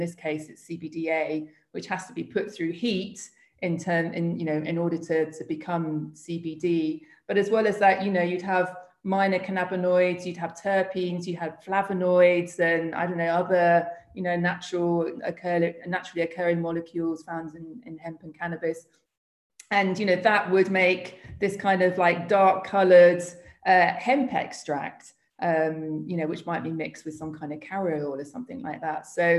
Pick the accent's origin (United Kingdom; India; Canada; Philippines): United Kingdom; also born or lived in Spain; So I am British, and I suppose that, you know, I very much sort of across what's happening in the UK